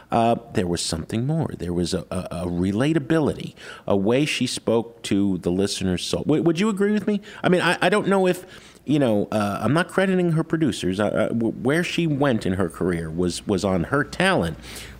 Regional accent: New Jersey, United States; You know, we're both from Jersey, right?

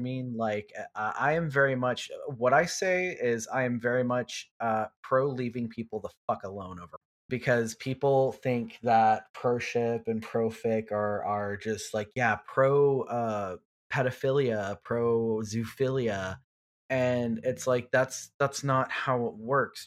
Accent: Houston, Texas, United States; I'm from Houston

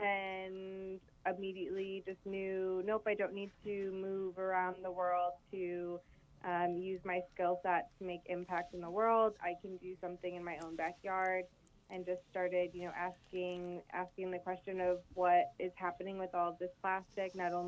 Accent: Detroit, Michigan, United States; also born or lived in New York; I grew up in Metro Detroit. I went to high school in Birmingham at Roper and grew up between, you know, Huntington Woods and Clinton Township.

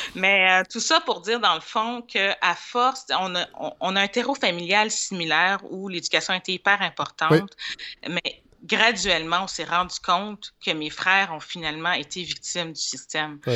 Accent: Montreal, Quebec, Canada; also born or lived in Laval; je suis née à Saint-Michel, un quartier qu'on connaît

